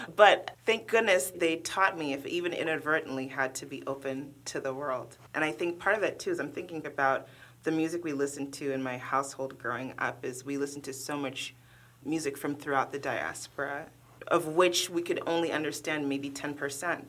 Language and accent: English; Oakland, California, United States; English is a second language; moved away as an adult; now in Cincinnati, United States; growing up in Oakland, my mother used to walk me and my older sister to the bus stop